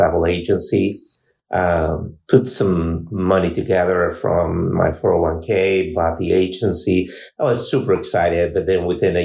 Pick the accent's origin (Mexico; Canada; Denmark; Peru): Peru; also born or lived in California; now in Fort Wayne, United States; I grew up in Peru, South America, and moved to California in 1982